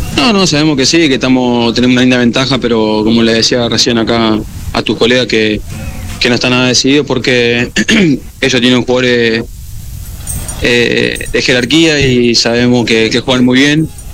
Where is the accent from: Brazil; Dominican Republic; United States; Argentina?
Argentina; now in Quito, Ecuador; volver a estar acá en mi país, en mis tierras